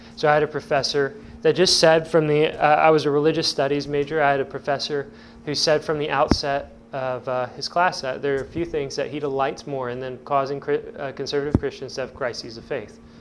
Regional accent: Evansville, Indiana, United States; now in Indiana, United States; I'm from Evansville

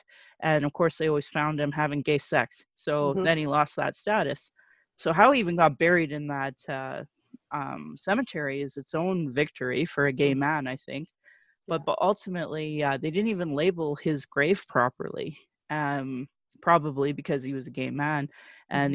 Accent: Sylvan Lake, Alberta, Canada; now in Calgary, Canada; growing up in Sylvan Lake and a very anti-gay culture in central Alberta

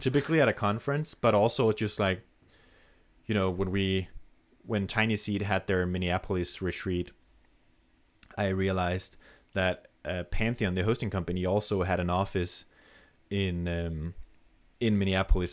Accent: Denmark; English is a second language; a random dude from Denmark

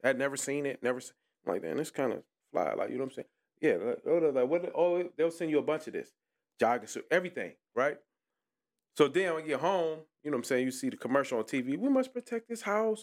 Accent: Detroit, Michigan, United States; I'm from Puritan, but I'm going everywhere. I'm on Seven Mile

